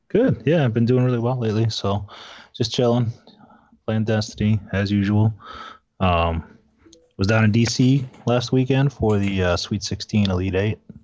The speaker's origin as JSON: {"language": "English", "region": "Michigan", "country": "United States", "tie": "born or raised there", "said": "I grew up in Michigan"}